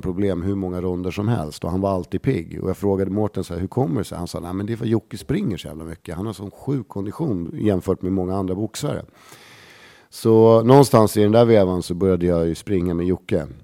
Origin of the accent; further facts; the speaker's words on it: Stockholm, Stockholm County, Sweden; Lisas Café på Södermalm, där jag är liksom uppväxt